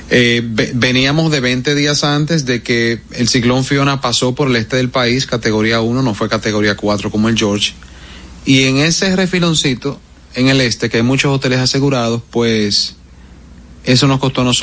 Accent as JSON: {"language": "Spanish", "country": "Dominican Republic", "said": "Sí, esos son, tú sabes, como decimos dominicano esos fuetazos que llegan."}